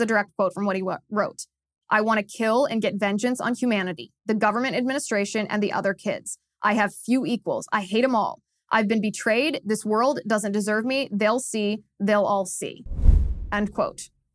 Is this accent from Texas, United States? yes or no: no; Cincinnati, Ohio, United States; in Cincinnati, Ohio, my hometown